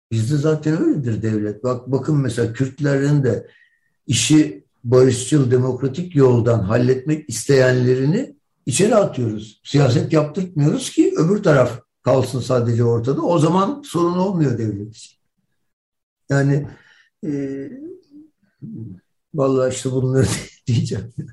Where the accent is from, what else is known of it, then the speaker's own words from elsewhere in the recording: Turkey; Ben Türkiye'liyim kardeşim. Ben bundan vazgeçmem. Burası benim memleketim. Ve ben buradaki insanlarla beraber yaşamak istiyorum.